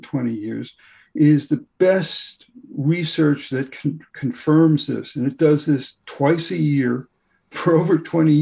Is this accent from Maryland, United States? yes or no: no; Boston, Massachusetts, United States; I'm from Boston.